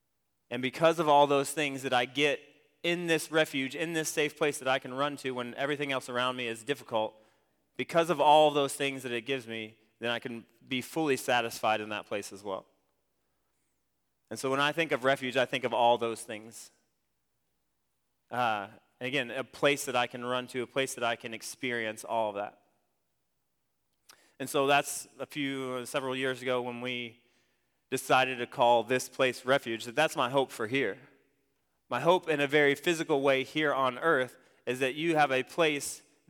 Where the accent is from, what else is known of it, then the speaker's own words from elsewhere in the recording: Ohio, United States; I grew up in Ohio. And I went to a smaller school, about the size of Central Heights.